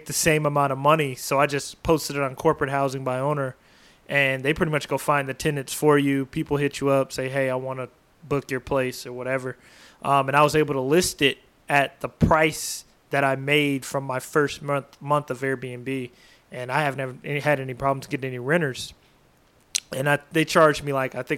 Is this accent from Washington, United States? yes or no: yes; Washington, United States; also born or lived in Oregon; I'm originally from Washington State, so Washington and Oregon